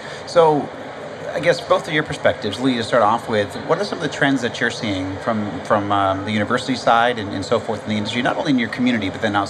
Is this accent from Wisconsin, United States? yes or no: no; Amherst, Massachusetts, United States; born or raised there; now in Atlanta, United States